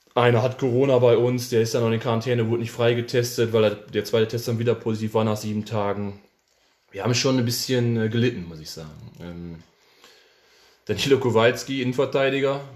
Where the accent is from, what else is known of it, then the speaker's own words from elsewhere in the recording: Cologne, North Rhine-Westphalia, Germany; also born or lived in Hamburg; als Kölner